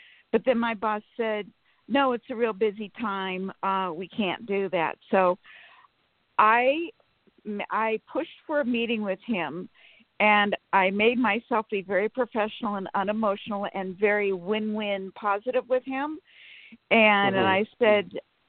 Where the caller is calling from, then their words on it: Sacramento, California, United States; From Sacramento.